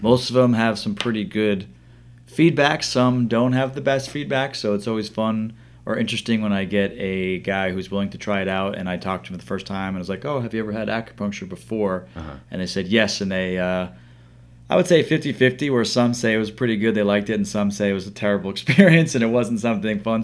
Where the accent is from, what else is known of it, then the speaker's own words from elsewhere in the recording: New York City, New York, United States; I grew up around New York City